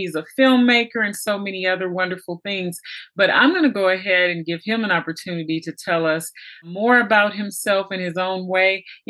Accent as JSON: {"language": "English", "region": "California", "country": "United States", "tie": "born or raised there", "said": "I'm born and raised in California"}